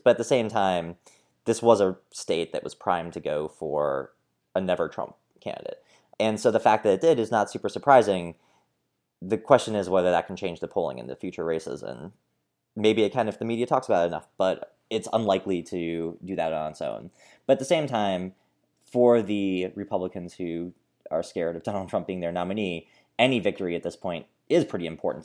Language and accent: English; Minnesota, United States; as a Minnesotan